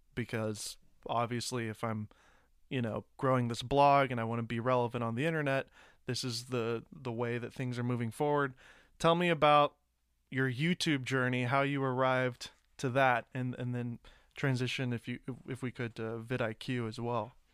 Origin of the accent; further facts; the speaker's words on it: Nashville, Tennessee, United States; I grew up in Nashville.